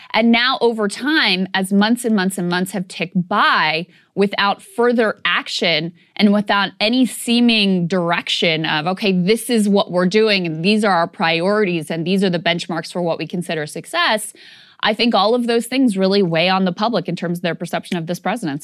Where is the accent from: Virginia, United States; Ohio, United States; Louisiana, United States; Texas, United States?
Virginia, United States; my home state of Virginia